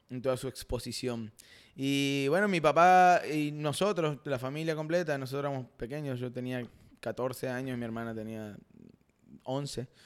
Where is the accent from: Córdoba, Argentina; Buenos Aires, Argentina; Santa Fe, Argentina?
Santa Fe, Argentina; Rosario; accent: Argentine; moved away; soy de Rosario y nací 21 días antes que Leo Messi.